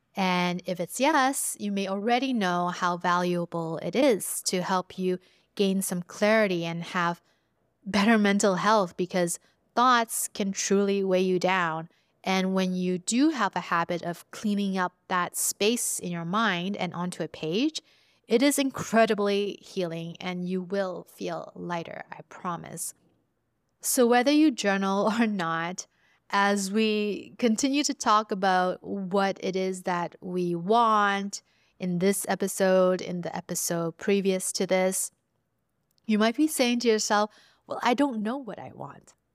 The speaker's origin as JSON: {"language": "English", "town": "Vancouver", "region": "British Columbia", "country": "Canada", "tie": "born or raised there", "said": "I was growing up in Vancouver as a first generation immigrant"}